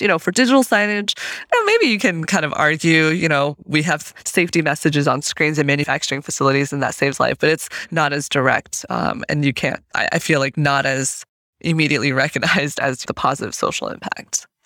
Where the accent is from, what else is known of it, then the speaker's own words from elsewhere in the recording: Fort Collins, Colorado, United States; moved away as an adult; also born or lived in Zhenjiang, Jiangsu, China / Berkeley, California; So I grew up for the, you know, my early American years, I guess, in Fort Collins, Colorado.